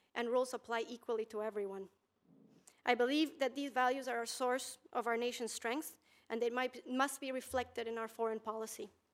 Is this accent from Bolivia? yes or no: yes; Bolivia; now in United States; growing up in Bolivia